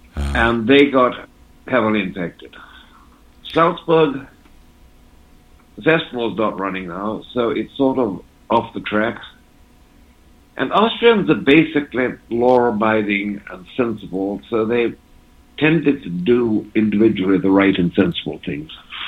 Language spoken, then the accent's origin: English; England, United Kingdom; also born or lived in Switzerland; My parents were divorced when I was quite young, and I was raised in England at my grandparents' and then Switzerland. by my English-speaking mother.